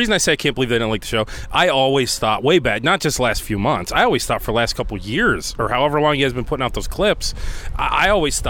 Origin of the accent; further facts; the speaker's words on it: Cleveland, Ohio, United States; Well, sure, I'm from Cleveland, by the way.